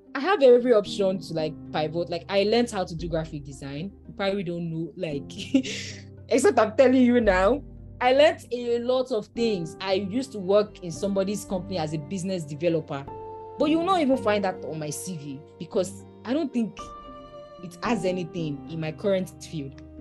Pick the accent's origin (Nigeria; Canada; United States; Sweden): Nigeria; I'm from Nigeria, my work extensively is in Nigeria